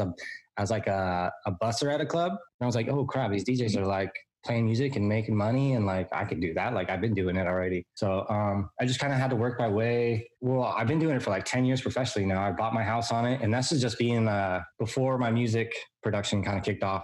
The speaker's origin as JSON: {"language": "English", "town": "San Diego", "region": "California", "country": "United States", "tie": "born or raised there", "said": "I was born and raised in San Diego, California. I haven't ever moved"}